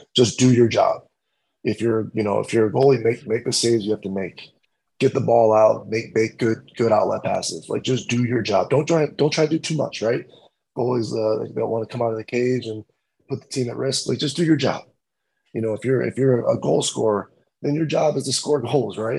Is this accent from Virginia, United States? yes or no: no; Rochester, New York, United States; I grew up in um, Rochester